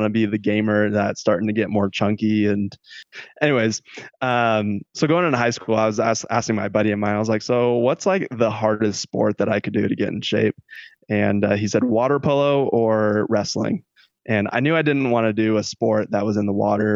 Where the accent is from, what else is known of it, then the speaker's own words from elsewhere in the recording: Stockton, California, United States; I'm from Stockton, California, born and raised there